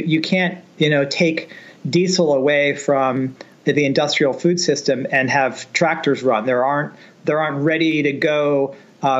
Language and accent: English; San Francisco Bay Area, California, United States; I grew up in the San Francisco Bay Area